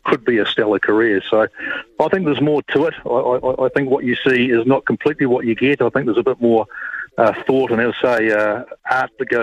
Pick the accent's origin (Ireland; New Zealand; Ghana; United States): New Zealand; Dunedin, Otago; moved away as an adult; now in Canberra, Australia; I grew up in Dunedin